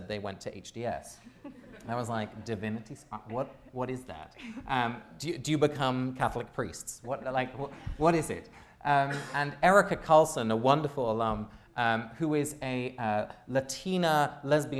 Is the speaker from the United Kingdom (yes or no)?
yes; England, United Kingdom; moved away as an adult; I grew up in England.